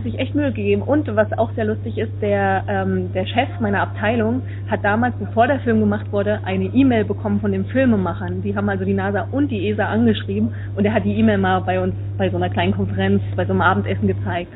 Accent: Suhl, Thuringia, Germany; now in Netherlands; eigentlich bin ich ja im Moment gerade in Holland, aber ich komme natürlich aus der Gegend von Suhl

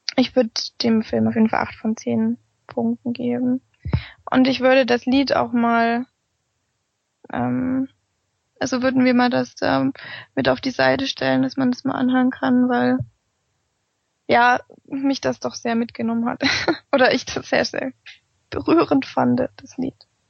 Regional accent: Germany; bei uns in Deutschland

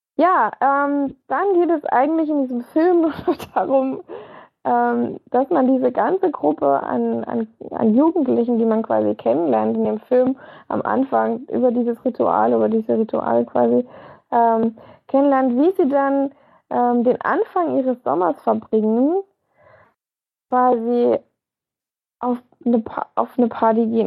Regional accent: Germany; bei uns in Deutschland

